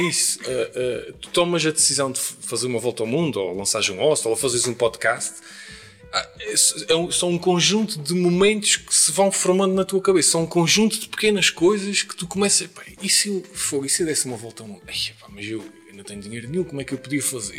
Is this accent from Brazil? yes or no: no; Terceira, Azores, Portugal; na minha terra